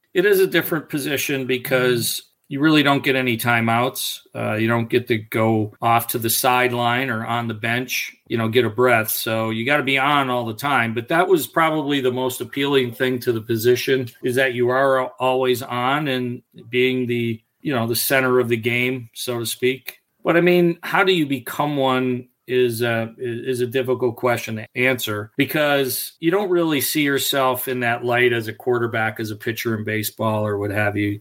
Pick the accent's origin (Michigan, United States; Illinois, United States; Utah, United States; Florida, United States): Michigan, United States; Detroit; I played primarily baseball growing up in Detroit